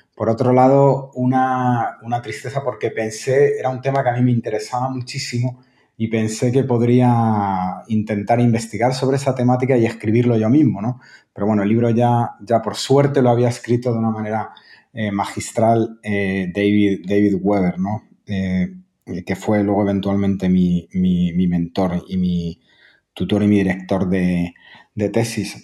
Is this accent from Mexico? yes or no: no; Madrid, Community of Madrid, Spain; moved away as an adult; also born or lived in Valladolid / Germany; soy español, nací en, Madrid hace casi ya cinco décadas em, y, y bueno, yo viví parte de mi vida en Valladolid, de donde es mi madre